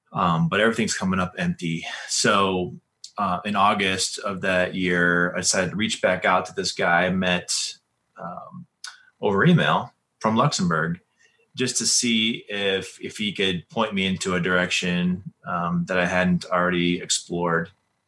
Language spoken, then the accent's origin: English; Colorado, United States; And of course, you know, we're from Colorado and we know all about Young Life here and this organization.